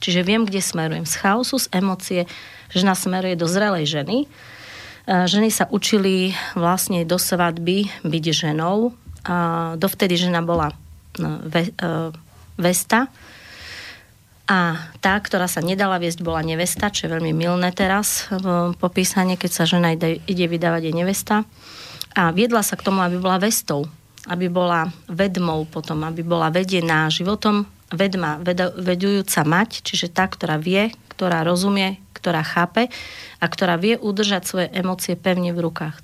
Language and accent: Slovak; Zemplín, Slovakia; Ja sama pochádzam zo Zemplína